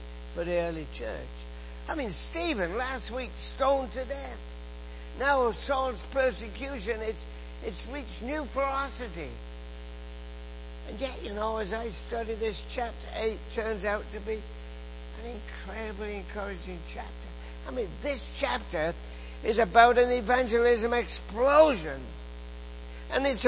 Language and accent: English; England, United Kingdom; moved away as an adult; now in Canada; you can tell from my accent that I grew up in England.